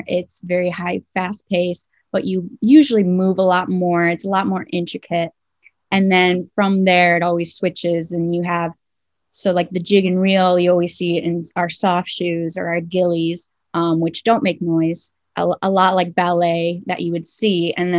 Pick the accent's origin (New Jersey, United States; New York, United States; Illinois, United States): Illinois, United States; Chicago; I'm from Chicago.